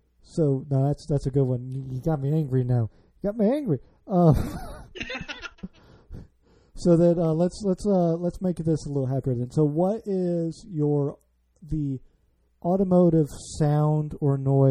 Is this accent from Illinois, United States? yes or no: yes; the Midwest, outside Chicago, Illinois, United States; now in Washington, D.C. area, United States; I grew up in the Midwest, outside Chicago, moved out here.